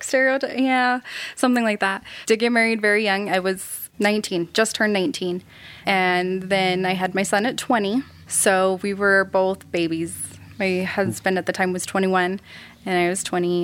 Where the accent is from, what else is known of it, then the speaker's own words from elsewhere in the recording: South Jordan, Utah, United States; I grew up in South Jordan, Utah. Pretty basic Utah.